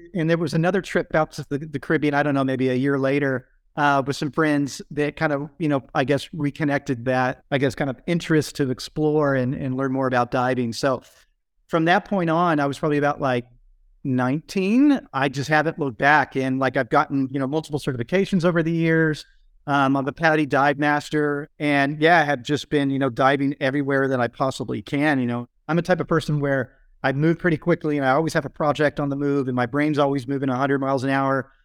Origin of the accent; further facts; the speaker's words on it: Carlsbad, California, United States; now in Hawaii, United States; I grew up in Southern California in Carlsbad